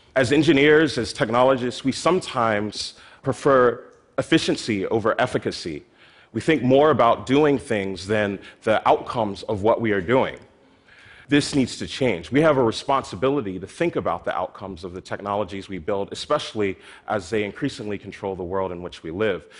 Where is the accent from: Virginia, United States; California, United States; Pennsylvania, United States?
Pennsylvania, United States; Philadelphia; my hometown in Philadelphia